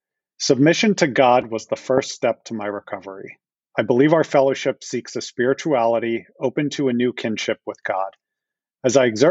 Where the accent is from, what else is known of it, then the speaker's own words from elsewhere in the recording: Philadelphia, Pennsylvania, United States; I am from Philadelphia, born and raised, never left the area